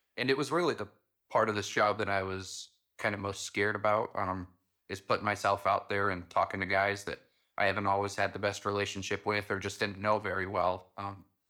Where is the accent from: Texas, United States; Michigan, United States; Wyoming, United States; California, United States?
Wyoming, United States; Pine Bluffs; it's located in my hometown